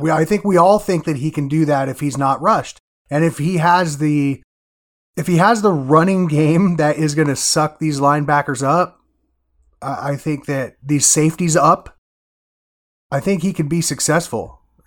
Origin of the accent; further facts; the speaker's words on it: Iowa, United States; I'm from Iowa